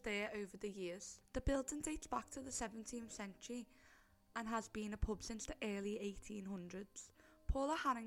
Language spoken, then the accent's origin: English; Liverpool, North West England, United Kingdom; So obviously we are from Liverpool. I think our accents give that away before we even mention where we're from.